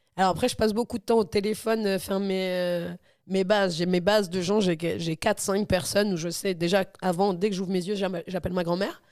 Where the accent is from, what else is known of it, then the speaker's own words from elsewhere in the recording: Normandy, France; moved away; also born or lived in Dammarie-les-Lys; quand j'étais jeune en Normandie